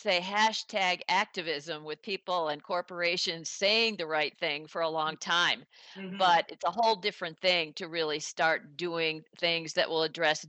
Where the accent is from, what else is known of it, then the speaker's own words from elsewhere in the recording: United States; also born or lived in Detroit; As an American, I draw on the history that we were always grew up with, that, you know, American slaves escaped to Canada. You know, I'm based in Detroit